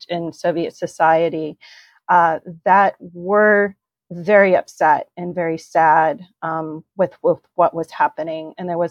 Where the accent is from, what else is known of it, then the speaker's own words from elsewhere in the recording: United States; also born or lived in Western Ukraine; So I was born in the United States, very grateful for that. And I think I have that gratitude of being an American because I am the daughter of immigrants who chose the United States as this country